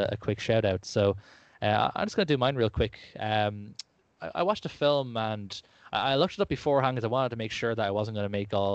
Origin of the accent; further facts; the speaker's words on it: Ireland; as you can tell by my lyrical accent, I am from Ireland